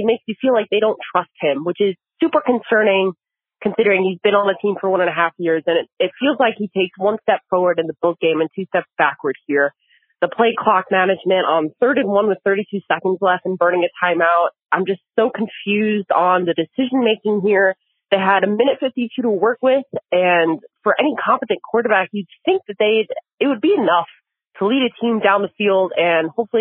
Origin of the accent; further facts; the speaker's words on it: New York, United States; now in Phoenix, United States; I'm from New York originally